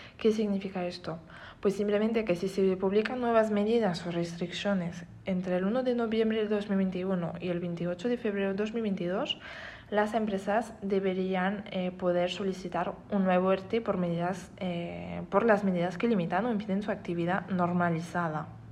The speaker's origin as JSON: {"language": "Spanish", "country": "France", "second_language": "Spanish", "moved": "as an adult", "lives_now": "Spain", "said": "Soy francesa, pero voy ejerciendo en España desde ya tres años"}